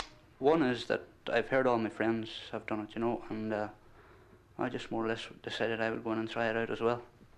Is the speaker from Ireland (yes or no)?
yes; County Donegal, Ireland; I'm from County Donegal